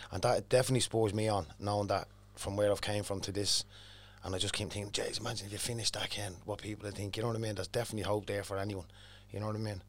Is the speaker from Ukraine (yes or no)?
no; Dublin, Leinster, Ireland; growing up in Cherry Arthur was a bit of a, bit of a mad place it was years ago